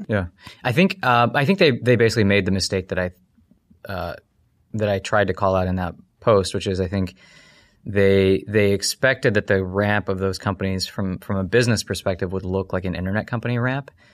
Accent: United States; also born or lived in Ohio / Kentucky; I grew up in Ohio, uh, in Kentucky

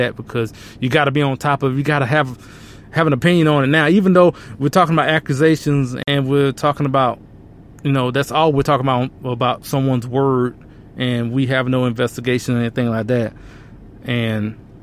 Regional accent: Alabama, United States; moved away as an adult; now in Texas, United States; I was born and raised in Alabama. Now, I currently live in Texas now, but, you know, most of my childhood was in Alabama

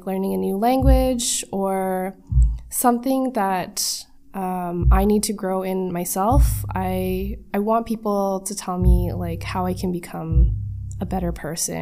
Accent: Mississauga, Ontario, Canada; I was born here in Canada, in the lovely city of Mississauga

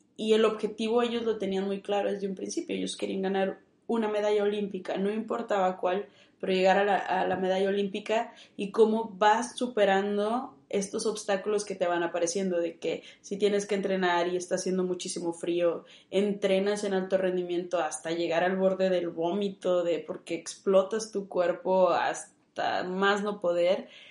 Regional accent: Monterrey, Nuevo León, Mexico; yo soy de aquí, de Monterrey

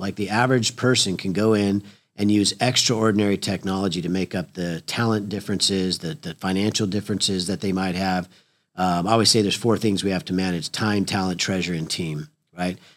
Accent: Oklahoma, United States; we're from Oklahoma

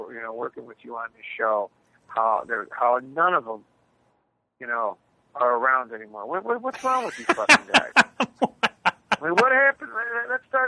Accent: Chicago, Illinois, United States; I grew up on the North Side and I grew up with the National League is what it was

